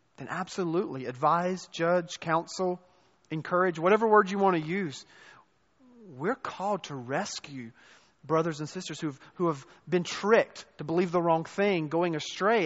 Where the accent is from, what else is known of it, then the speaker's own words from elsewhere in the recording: the Bible Belt, the South, United States; moved away as an adult; also born or lived in North Carolina / Chicago; born and raised in the South, in the Bible Belt